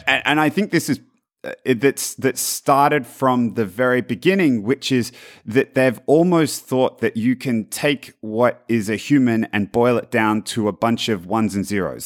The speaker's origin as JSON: {"language": "English", "country": "Australia", "moved": "yes", "lives_now": "Palo Alto, United States", "said": "I'm from Australia."}